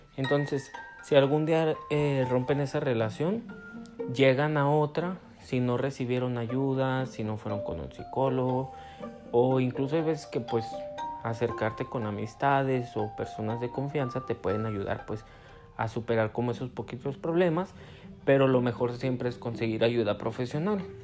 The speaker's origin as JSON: {"language": "Spanish", "town": "Guadalajara", "region": "Jalisco", "country": "Mexico", "said": "soy de Guadalajara, Jalisco"}